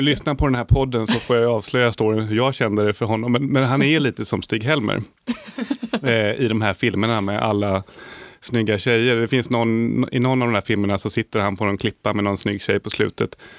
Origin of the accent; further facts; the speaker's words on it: Sweden; jag är lyckligt lottad som svensk